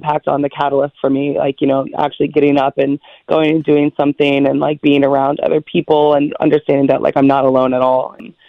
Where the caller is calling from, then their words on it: East Rochester, New York, United States; East Rochester.